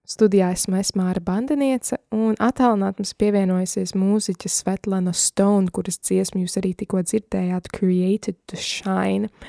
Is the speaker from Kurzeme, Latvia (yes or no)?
yes; Liepāja, Kurzeme, Latvia; now in United States; es esmu no um, Liepājas un tagad dzīvoju ASV, bet tāpat mana identitāte ir latvieta. Un uh, es esmu latviete